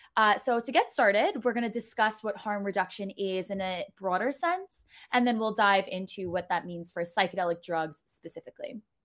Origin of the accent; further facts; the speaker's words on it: New York City, New York, United States; I'm from New York City